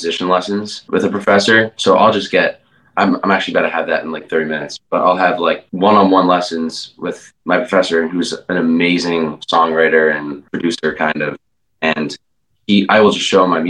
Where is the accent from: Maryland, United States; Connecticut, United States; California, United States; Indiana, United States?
Connecticut, United States; moved away as an adult; now in Richmond, United States; I'm from Connecticut actually.